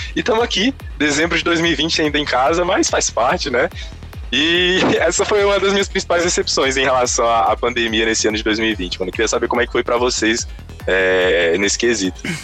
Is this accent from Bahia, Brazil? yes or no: no; Brasília, Federal District, Brazil; tanto eu quanto o …, a gente é daqui de Brasília